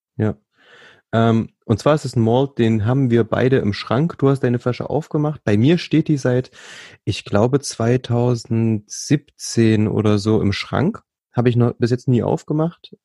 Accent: Thuringia, Germany; ich bin ja gebürtiger Thüringer

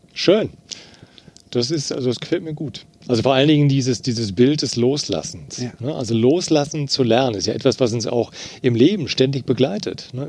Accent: Eifel, Rhineland-Palatinate, Germany; also born or lived in Trier; ich bin ja in der Eifel groß geworden

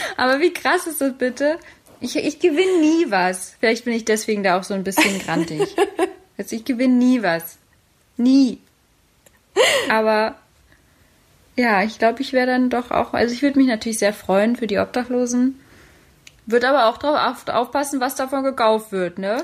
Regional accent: Berlin, Germany; meiner Heimatstadt, meine Mutterstadt Berlin

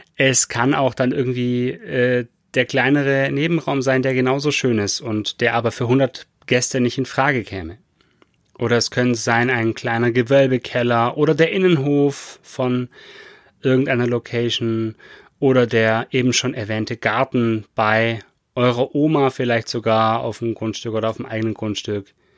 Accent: Baden-Württemberg, Germany; bei uns in Baden-Württemberg hier

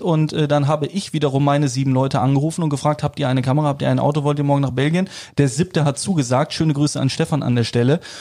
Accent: Cologne, North Rhine-Westphalia, Germany; als gebürtiger Kölner

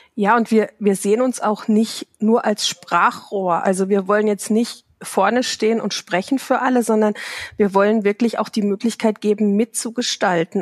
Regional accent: Baden-Württemberg, Germany; ich komme aus Südbaden

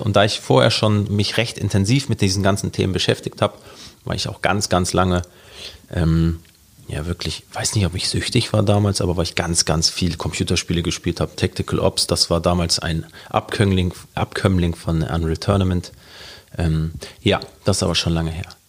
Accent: Hamburg, Germany; also born or lived in Norderstedt; Ich bin aufgewachsen in Hamburg, mitten an der Kieler Straße in Altona

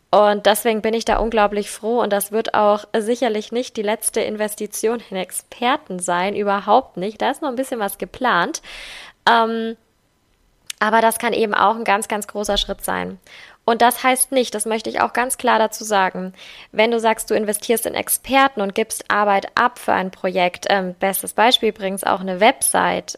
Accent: Germany; bei uns in Deutschland

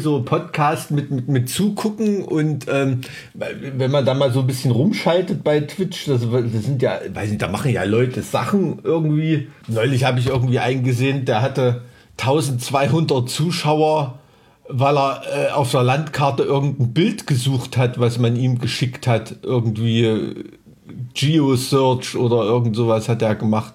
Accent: East Germany, Germany; ich als Kind, ich bin mit äh, Leuchtstoffröhren aufgewachsen, ne? weil, weißt du, in so einem DDR-Neubau-Plattenbaugebiet.

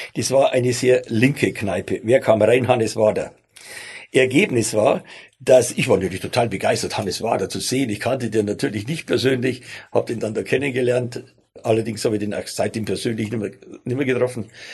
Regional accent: Bavaria, Germany; accent: Bavarian; also born or lived in Stuttgart; ich bin ja Bayer, wie man unschwer hört

